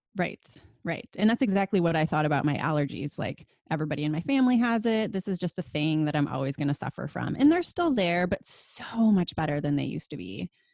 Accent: Wisconsin, United States; moved away as an adult; now in California, United States; I grew up in Wisconsin, and my grandpa was a dairy farmer

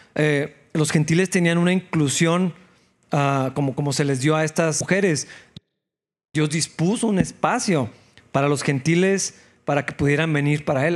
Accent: Mexico; así como muchos mexicanos

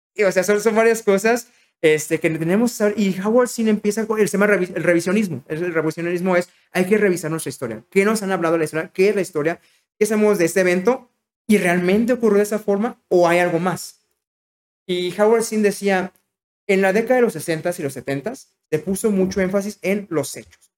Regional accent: Mexico; en México, siendo mexicano

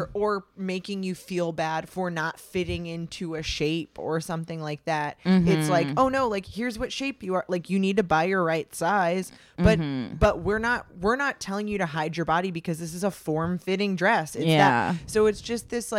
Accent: Los Angeles, California, United States; I'm from Los Angeles

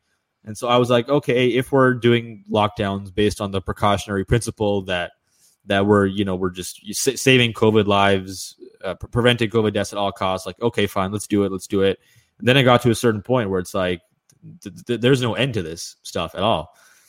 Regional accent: Canada; from Washington to Toronto, I was fine because I'm a Canadian citizen.

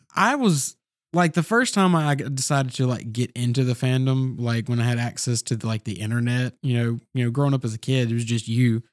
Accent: the South, United States; we all were born and raised in the South

